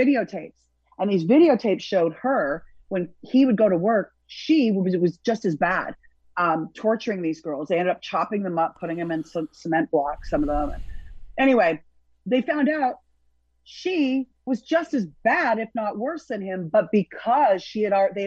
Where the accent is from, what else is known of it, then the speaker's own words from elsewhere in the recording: Burlington, Ontario, Canada; moved away as an adult; also born or lived in Toronto / Montreal; now in Miami, United States; And finally a family adopted me from Burlington